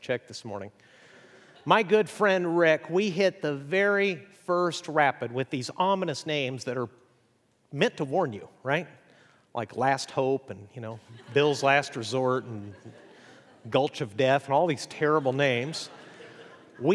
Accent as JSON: {"language": "English", "region": "Chihuahua", "country": "Mexico", "tie": "born or raised there", "said": "I grew up in northern Mexico. My parents were missionaries. I grew up in Chihuahua, which is unfortunately where the dog comes from, I'm told."}